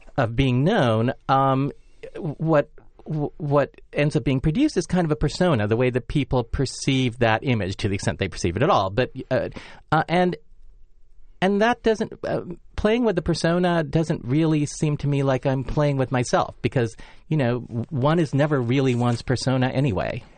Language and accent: English; Los Angeles, California, United States; me being born, um, in Los Angeles, uh, as an American, and then growing up in kind of the sixties and seventies